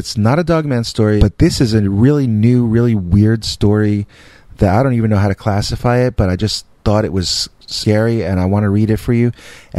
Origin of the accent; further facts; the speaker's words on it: Manhattan, New York, United States; now in Long Island, United States; I grew up in Manhattan, and we only moved out here last year. My parents loved their giant new house, but I didn't mind being a little cramped when we lived on the Upper West Side.